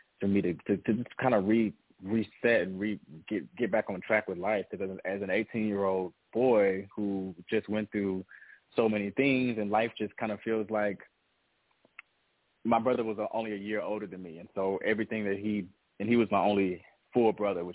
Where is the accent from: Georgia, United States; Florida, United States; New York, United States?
Georgia, United States; Atlanta; also born or lived in Mississippi; I was born in Mississippi, down south, country boy at the core, and my family moved to Atlanta when I was 6 years old